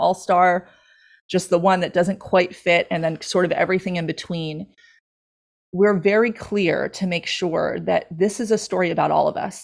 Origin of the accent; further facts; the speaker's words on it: Long Island, New York, United States; now in Stuart, United States; I grew up on Long Island